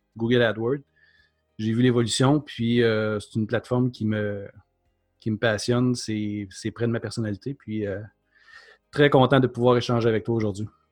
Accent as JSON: {"language": "French", "town": "Mont-Laurier", "region": "Quebec", "country": "Canada", "tie": "born or raised there", "moved": "yes", "lives_now": "Quebec City, Canada", "said": "Je suis pas originaire de Québec, je suis euh, de la région de Mont-Laurier. j'ai migré"}